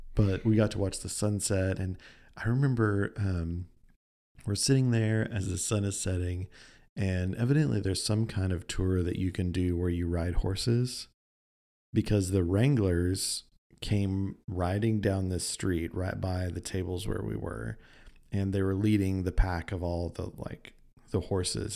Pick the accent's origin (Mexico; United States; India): United States; we're from America